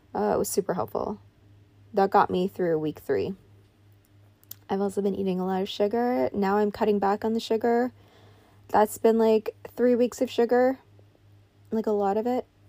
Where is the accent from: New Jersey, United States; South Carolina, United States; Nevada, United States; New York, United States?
New York, United States; I grew up in New York